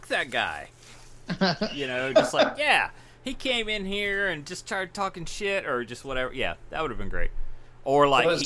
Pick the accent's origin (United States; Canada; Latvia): United States; Mississippi; I'm from Mississippi